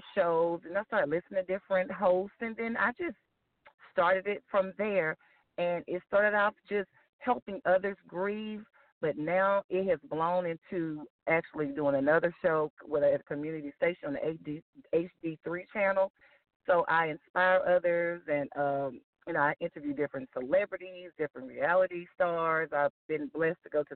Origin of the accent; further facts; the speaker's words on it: Houston, Texas, United States; I am from Houston, Texas